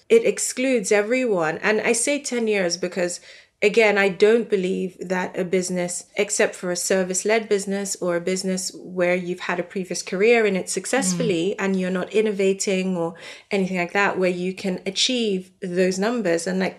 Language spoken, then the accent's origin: English; South Africa; Like, I'm South African, so the bank won't give me an account.